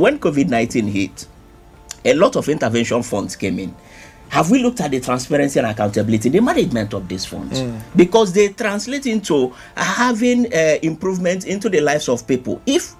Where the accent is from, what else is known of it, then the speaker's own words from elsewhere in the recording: Nigeria; there is absolutely nothing that makes me excited being a Nigerian.